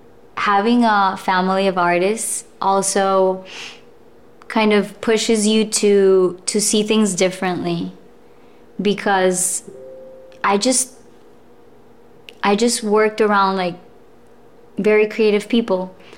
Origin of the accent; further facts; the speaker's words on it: Colombia; also born or lived in Russia; I was born in Russia. And then when I was 4, we traveled to Colombia.